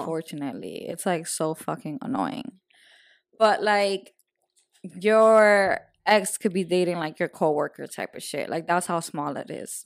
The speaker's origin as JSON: {"language": "English", "country": "Dominican Republic", "tie": "born or raised there", "moved": "yes", "said": "I was raised in Dominican Republic"}